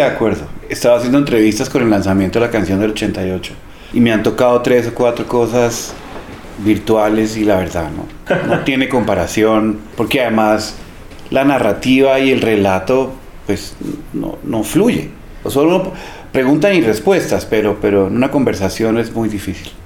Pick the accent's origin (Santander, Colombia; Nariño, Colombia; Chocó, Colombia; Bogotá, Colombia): Bogotá, Colombia; Yo crecí en Teusaquillo